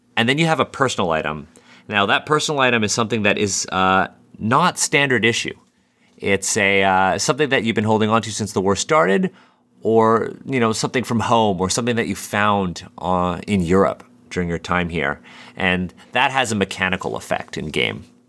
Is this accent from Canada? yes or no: yes; Canada; as a Canadian myself, you know, when we're, when we're learning about World War One in, like, the tenth grade in high school